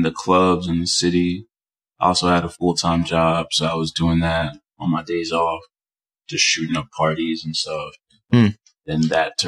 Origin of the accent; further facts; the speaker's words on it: New York City, New York, United States; also born or lived in Dominican Republic; I grew up in Washington Heights